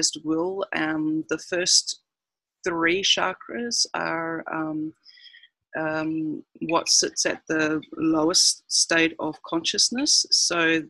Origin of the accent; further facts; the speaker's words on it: New Zealand; moved away as an adult; now in Cairns, Australia; I'm a New Zealander who has been living in Cairns for 9 years now